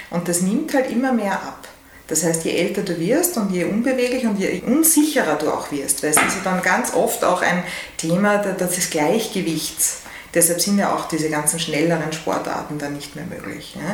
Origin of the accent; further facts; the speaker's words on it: Vienna, Austria; Ja, ich habe lange überlegt, weil ich bin ja wirklich an der Grenze aufgewachsen zwischen 18 und 19.